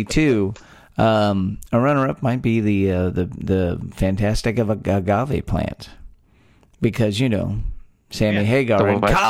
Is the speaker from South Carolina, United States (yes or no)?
no; Texas, United States; We're three friends born and raised in the Lone Star State